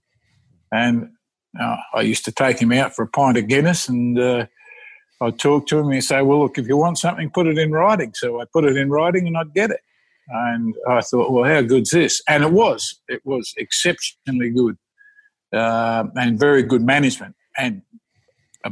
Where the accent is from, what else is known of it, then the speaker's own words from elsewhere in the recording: Western Australia, Australia; moved away; I'm from Western Australia